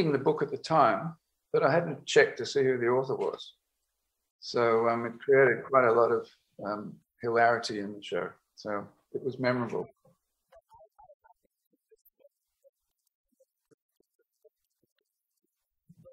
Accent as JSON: {"language": "English", "country": "Australia", "also_born_or_lived": "United States", "said": "being an Australian"}